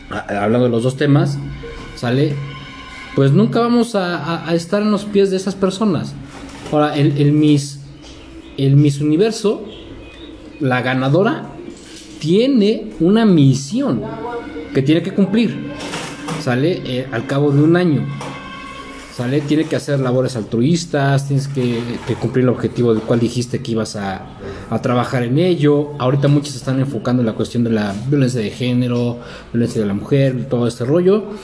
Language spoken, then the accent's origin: Spanish; Mexico; Soy mexicano.